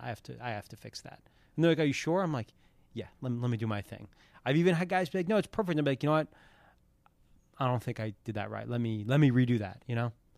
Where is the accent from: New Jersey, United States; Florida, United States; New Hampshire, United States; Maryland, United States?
New Hampshire, United States; also born or lived in Philadelphia, Pennsylvania; I moved to New Hampshire when I was around twelve. So, kinda twelve to eighteen, formative years in New Hampshire and as a kid in Philadelphia